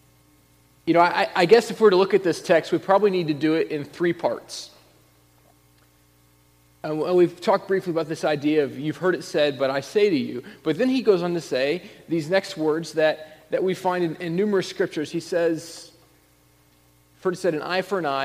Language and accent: English; Indiana, United States; moved away as an adult; also born or lived in Illinois; I grew up in Indiana